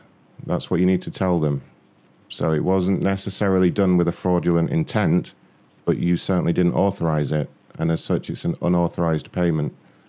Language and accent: English; London, United Kingdom; London, ma'am.